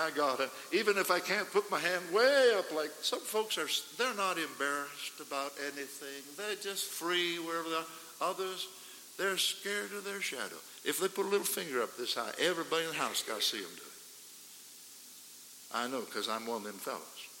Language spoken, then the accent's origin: English; Idaho, United States; We come from Idaho